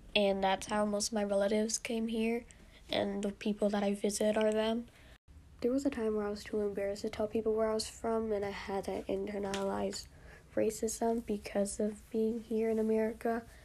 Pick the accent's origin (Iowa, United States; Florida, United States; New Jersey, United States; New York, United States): New York, United States; I was born here in the United States, raised in New York